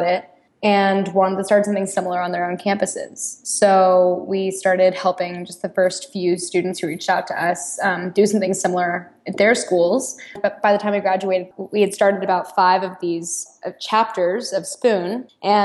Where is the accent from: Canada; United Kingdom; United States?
United States; Austin, Texas; moved away as an adult; also born or lived in Chicago; I am originally from Austin, Texas, which is a wonderful town, and I'm so proud to be from there.